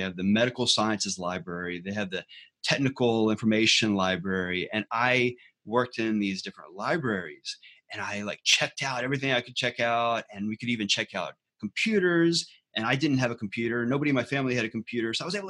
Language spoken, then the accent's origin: English; Galveston, Texas, United States; Anyway, so we grew up out there in Galveston, Texas, and Galveston is actually also near the NASA Johnson Space Center.